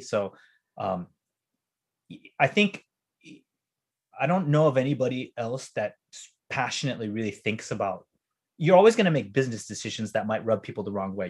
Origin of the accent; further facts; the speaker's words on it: United States; I grew up in New York Beach, right? Super white.